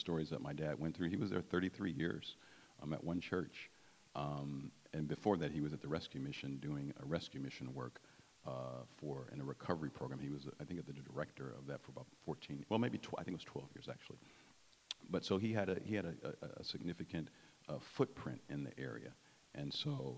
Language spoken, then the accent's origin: English; Detroit, Michigan, United States; growing up in Detroit